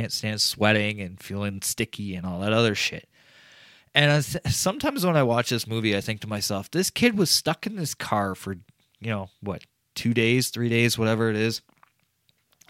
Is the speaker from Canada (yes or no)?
yes; Canada; I'm Canadian